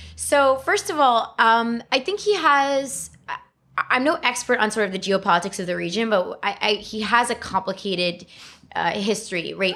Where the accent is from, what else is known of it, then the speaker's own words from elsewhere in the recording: New York City, New York, United States; I was born and raised in the Bronx